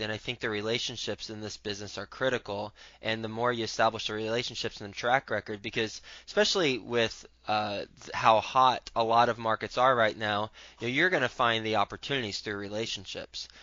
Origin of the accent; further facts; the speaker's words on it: Fort Worth, Texas, United States; I'm from Fort Worth, Texas